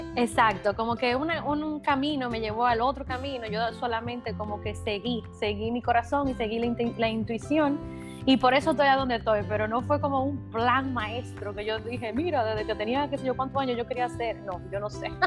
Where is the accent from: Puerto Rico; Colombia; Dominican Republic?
Dominican Republic; yo tengo 32 años recién cumplidos, eh, soy dominicana.